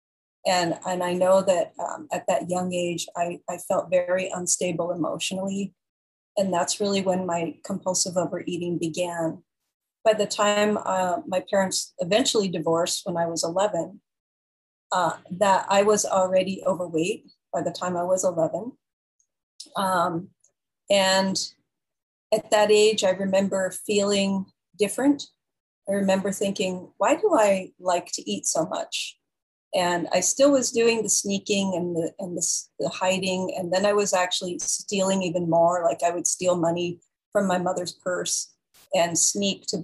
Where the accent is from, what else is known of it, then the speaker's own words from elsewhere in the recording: San Jose, California, United States; also born or lived in San Francisco; that's really where I grew up, in San Jose, and where I eventually went to college and got married